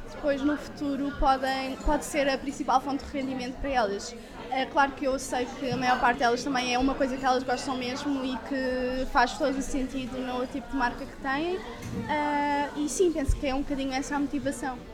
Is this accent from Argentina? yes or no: no; Portugal; nós, como portugueses